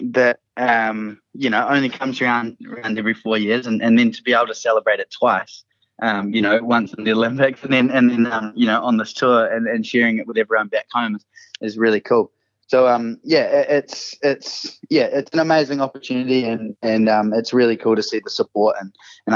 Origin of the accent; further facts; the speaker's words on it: New Zealand; being a Kiwi and being a New Zealander